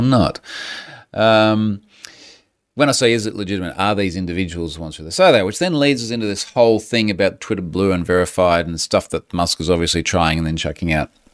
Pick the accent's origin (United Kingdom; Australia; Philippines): Australia; accent: Aussie